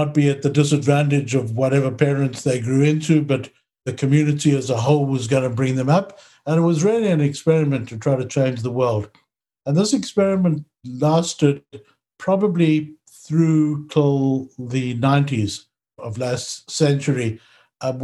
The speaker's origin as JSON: {"language": "English", "town": "Johannesburg", "region": "Gauteng", "country": "South Africa", "tie": "born or raised there", "also_born_or_lived": "Israel", "moved": "as an adult", "lives_now": "Canada", "said": "I grew up in Johannesburg"}